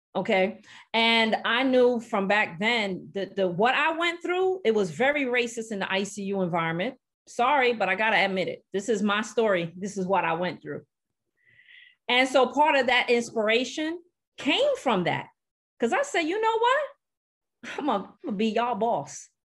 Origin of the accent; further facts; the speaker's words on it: New York City, New York, United States; moved away; I grew up in Brooklyn, New York